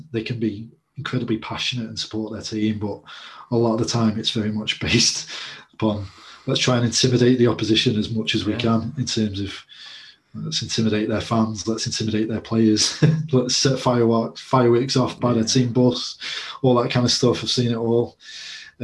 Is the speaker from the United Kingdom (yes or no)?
yes; England, United Kingdom; I'm English and that's what I'm most used to.